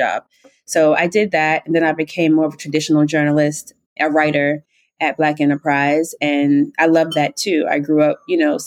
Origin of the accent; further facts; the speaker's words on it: South Carolina, United States; moved away as an adult; also born or lived in Syracuse; now in New York, United States; Originally, I'm from South Carolina.